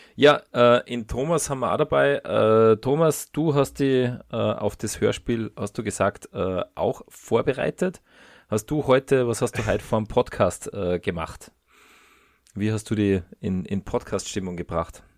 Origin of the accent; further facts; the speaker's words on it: Austria; wir zwei, wir sind ja äh, Österreicher